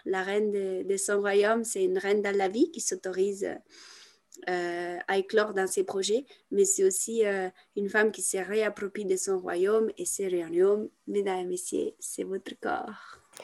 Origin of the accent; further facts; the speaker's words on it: Italy; moved away; also born or lived in France; je viens d'Italie, c'est un pays catholique